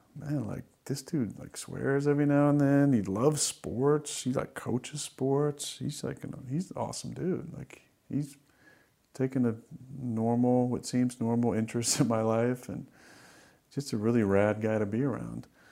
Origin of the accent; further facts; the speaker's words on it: Northern California, United States; moved away as an adult; also born or lived in Wisconsin; I was growing up in Northern California